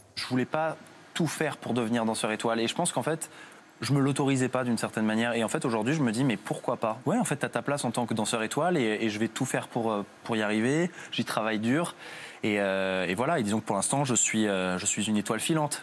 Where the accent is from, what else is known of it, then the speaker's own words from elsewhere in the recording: Bourges, Centre-Val de Loire, France; j'ai fait mes débuts à Bourges, en fait, dans ma ville natale.